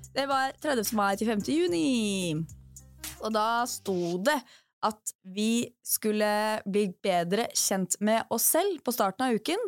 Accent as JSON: {"language": "Norwegian", "town": "Drammen", "region": "Buskerud", "country": "Norway", "moved": "as an adult"}